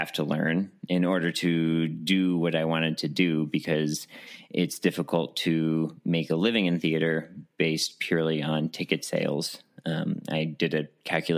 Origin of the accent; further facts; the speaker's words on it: Albuquerque, New Mexico, United States; I am born and raised in Albuquerque, New Mexico